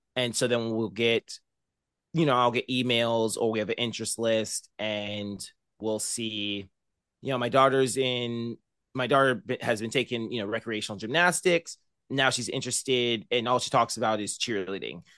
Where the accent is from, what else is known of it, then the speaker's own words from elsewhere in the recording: Murrieta, California, United States; moved away as an adult; now in Bakersfield, United States; I grew up in Marietta, California, which is about an hour north of San Diego